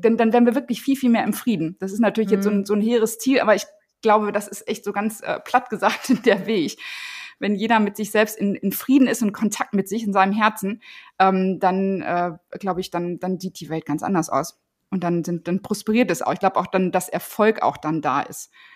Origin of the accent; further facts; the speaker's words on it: Paderborn, North Rhine-Westphalia, Germany; ich bin in Paderborn in der Nähe von Paderborn groß geworden